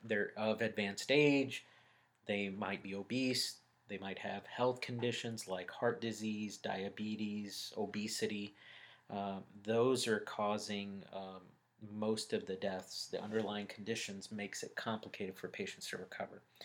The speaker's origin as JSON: {"language": "English", "town": "Birmingham", "region": "Alabama", "country": "United States", "tie": "born or raised there", "also_born_or_lived": "Dallas, Texas", "moved": "as an adult", "lives_now": "Atlanta, United States", "said": "I was born and raised in Birmingham, Alabama."}